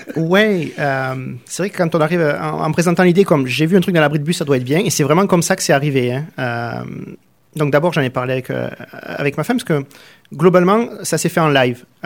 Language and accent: French; Arles, Provence-Alpes-Côte d'Azur, France; moved away as an adult; also born or lived in Nîmes, Gard / Marseille area; now in Canada; je suis né dans le Gard, à Nîmes, et j'ai grandi à Arles.